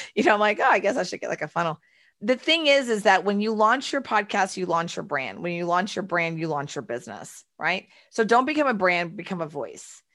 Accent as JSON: {"language": "English", "town": "Houston", "region": "Texas", "country": "United States", "tie": "born or raised there", "said": "I was born and raised in Texas and Houston"}